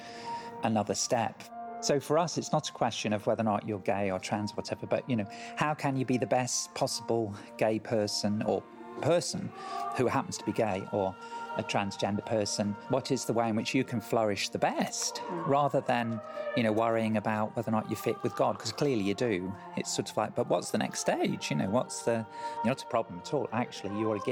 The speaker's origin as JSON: {"language": "English", "region": "England", "country": "United Kingdom", "tie": "born or raised there", "moved": "yes", "said": "I grew up in a sleepy rural space in England"}